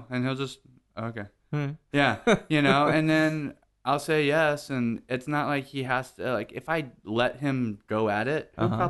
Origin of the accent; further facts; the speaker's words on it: Corpus Christi, Texas, United States; also born or lived in Houston; Yeah, I'm from Corpus.